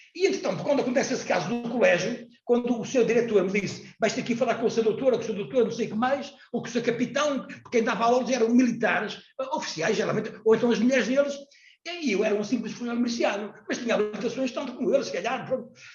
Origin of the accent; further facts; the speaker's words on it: Portugal; eu era português, eu sou português